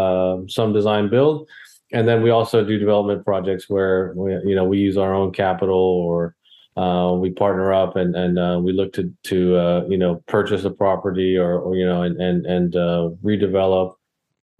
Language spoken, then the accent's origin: English; Texas, United States; moved away as an adult; now in Baltimore, United States; I'm originally from Texas. I was born there.